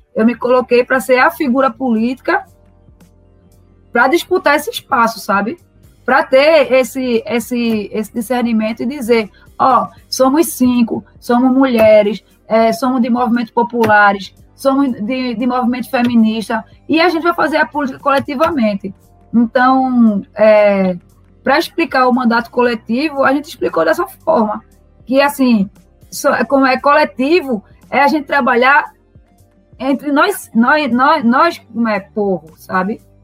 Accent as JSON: {"language": "Portuguese", "town": "Recife", "region": "Pernambuco", "country": "Brazil", "tie": "born or raised there", "said": "eu sou nascida e criada no Morro, é, no Morro da Conceição"}